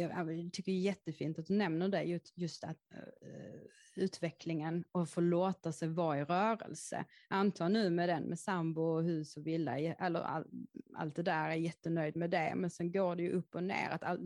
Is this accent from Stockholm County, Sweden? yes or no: no; Häckeberga, Skåne, Sweden; Jag är uppväxt i en skog som heter Häckeberga och ligger i Skåne